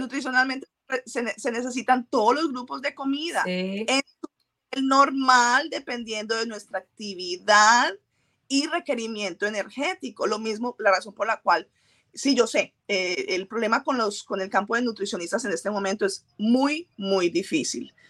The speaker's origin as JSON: {"language": "Spanish", "country": "Colombia", "tie": "born or raised there", "moved": "yes", "said": "nací en Colombia, fui, fui criada de una forma específica"}